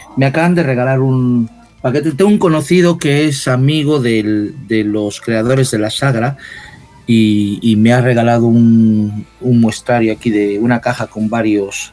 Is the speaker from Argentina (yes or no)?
no; Mexico; now in Madrid, Spain; como crecí en México, pues uso también mucho la palabra chela